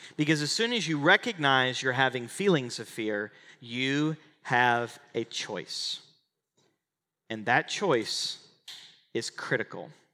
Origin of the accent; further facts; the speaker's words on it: Oklahoma, United States; moved away as an adult; now in Texas, United States; I grew up in Oklahoma and I live in Texas.